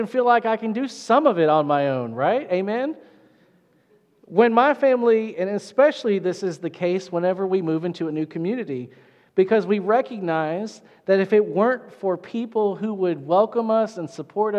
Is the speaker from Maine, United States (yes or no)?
no; Little Rock, Arkansas, United States; also born or lived in Wilmore, Kentucky / Bentonville, Arkansas / Russellville, Arkansas; now in Heber Springs, United States; so I grew up in Little Rock, which is a pretty good-sized town